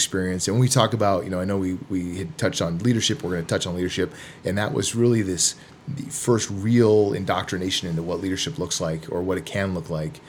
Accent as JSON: {"language": "English", "town": "Vancouver", "region": "British Columbia", "country": "Canada", "tie": "born or raised there", "also_born_or_lived": "California / San Diego / Arizona", "moved": "yes", "lives_now": "Phoenix, United States", "said": "And I grew up in the Great White North up in Canada in Vancouver, British Columbia."}